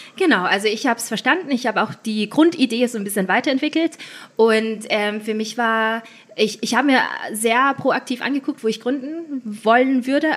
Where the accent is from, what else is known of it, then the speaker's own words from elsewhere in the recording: Linz, Upper Austria, Austria; moved away as an adult; also born or lived in Vienna; Ich bin eigentlich Österreicherin aus Linz